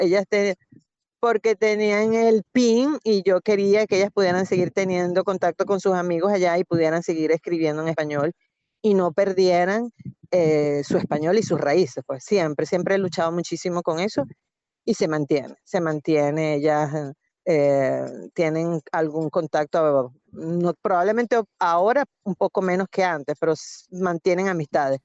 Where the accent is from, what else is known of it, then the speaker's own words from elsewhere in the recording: Venezuela; moved away as an adult; now in Italy; soy venezolano